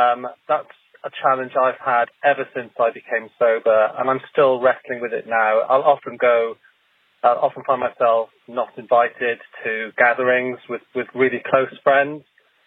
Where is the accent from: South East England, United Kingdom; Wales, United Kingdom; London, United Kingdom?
London, United Kingdom